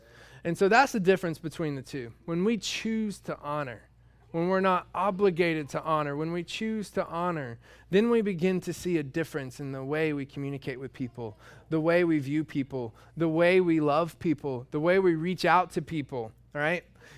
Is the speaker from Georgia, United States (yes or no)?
yes; Georgia, United States; I was raised in the South, in Georgia. And that is the South.